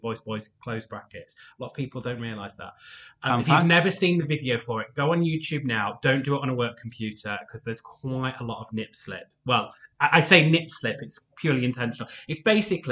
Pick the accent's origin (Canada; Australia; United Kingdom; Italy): United Kingdom; York, Yorkshire and the Humber; I grew up in a village on the edge of York